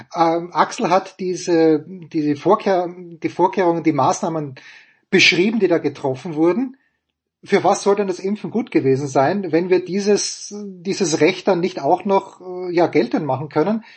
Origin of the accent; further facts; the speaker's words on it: Austria; moved away; aus meiner Heimat äh, Oberösterreich und Salzburg